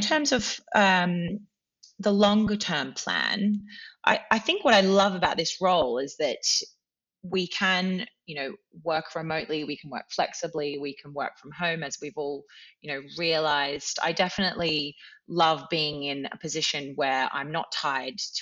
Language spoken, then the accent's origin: English; Australia; moved away as an adult; now in United Kingdom; I am from Australia and it is a long way away